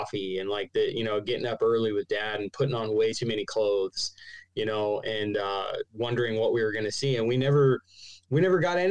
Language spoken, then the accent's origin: English; Arizona, United States; also born or lived in New York; I live down here in Arizona in the desert.